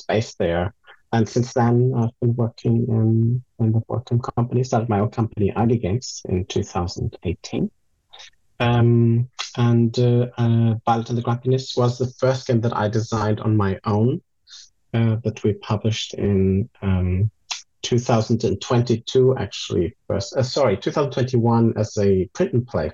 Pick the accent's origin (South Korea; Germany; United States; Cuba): Germany; moved away; also born or lived in Portugal; I was born in Germany, grew up there